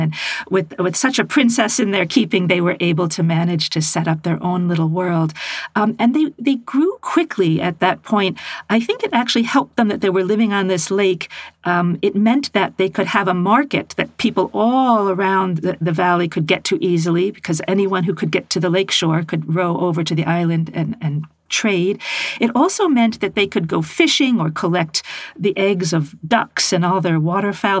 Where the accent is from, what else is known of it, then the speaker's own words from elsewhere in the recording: United States; as an American woman